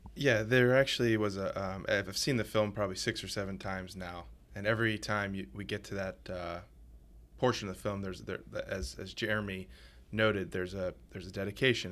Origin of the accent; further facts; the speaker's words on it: New Orleans, Louisiana, United States; moved away; I grew up in New Orleans